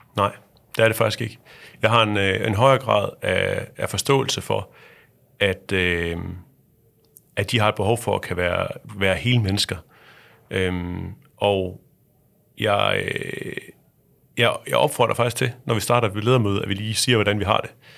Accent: Thy, North Denmark Region, Denmark; Jeg er vokset op ude i Thy

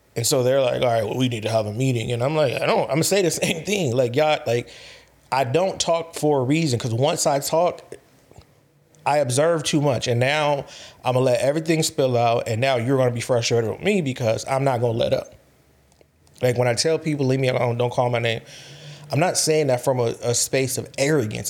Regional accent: California, United States; I'm from California

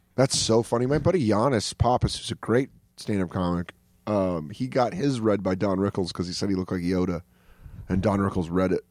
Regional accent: Aurora, Colorado, United States; now in New York, United States; I grew up in Aurora

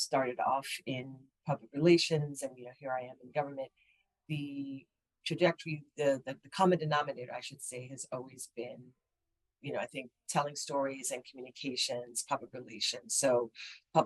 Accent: New York, United States; Born and raised in New York to West African parents.

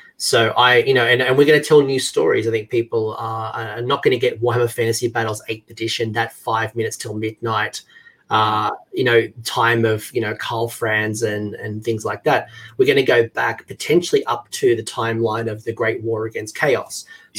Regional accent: Australia; As an Australian

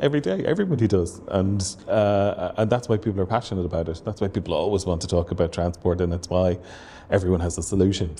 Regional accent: Waterford, Munster, Ireland; moved away; I'm from Waterford originally

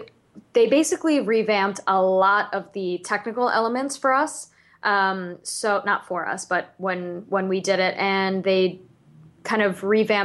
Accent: Florida, United States; I grew up in Florida

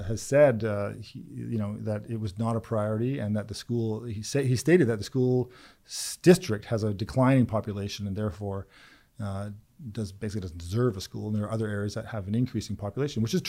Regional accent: Lynn Valley, Langley, Vancouver, British Columbia, Canada; we grew up first in Lynn Valley and then we moved to Langley and then Vancouver.

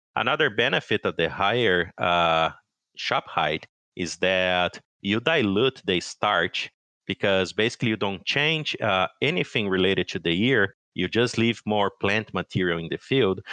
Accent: São Paulo, Brazil; moved away as an adult; now in Madison, United States; I'm actually originally from Brazil, uh, I grew up in, uh, São Paulo State

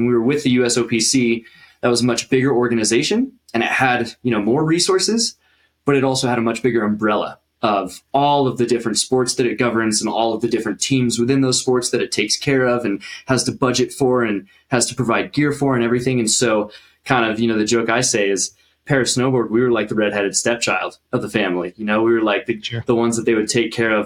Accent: Denver, Colorado, United States; moved away as an adult; also born or lived in Summit County, Colorado; now in Utah, United States; I've been living in Colorado my whole life. I was born in Denver. I was raised up there

